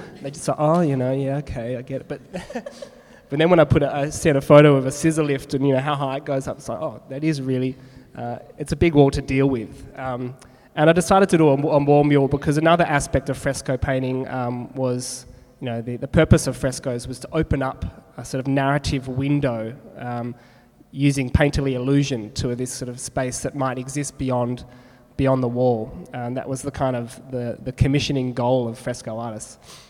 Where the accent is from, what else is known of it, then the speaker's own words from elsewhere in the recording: Perth, Western Australia, Australia; I think it comes from growing up in Perth.